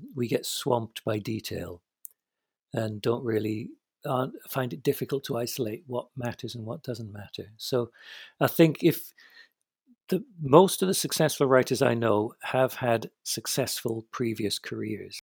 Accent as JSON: {"language": "English", "country": "United Kingdom", "said": "I'm British"}